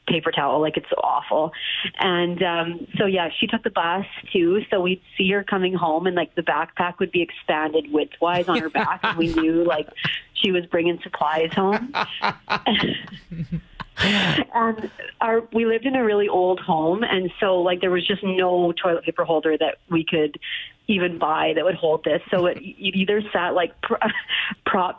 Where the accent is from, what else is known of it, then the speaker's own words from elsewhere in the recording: Saskatchewan, Canada; moved away; we're all from Saskatchewan